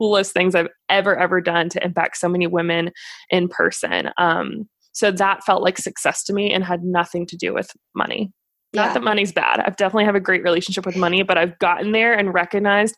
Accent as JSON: {"language": "English", "town": "Cary", "region": "North Carolina", "country": "United States", "lives_now": "Charlotte, United States", "said": "I'm originally from Cary, North Carolina, currently in Charlotte with my husband"}